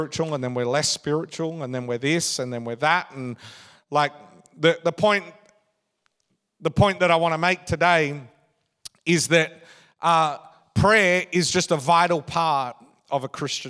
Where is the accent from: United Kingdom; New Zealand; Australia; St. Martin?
Australia; I get this Australian passport quite simply because I'm an Australian citizen.